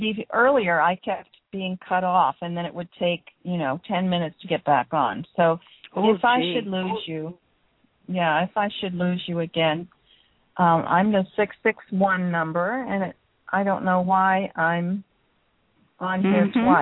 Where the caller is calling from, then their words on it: Canada; I guess because I'm calling from Canada.